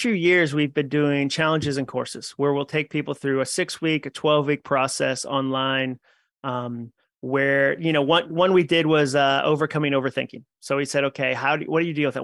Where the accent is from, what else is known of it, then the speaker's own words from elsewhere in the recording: New England, United States; I grew up in New England with, like, a Goodwill Hunting size chip on my shoulder.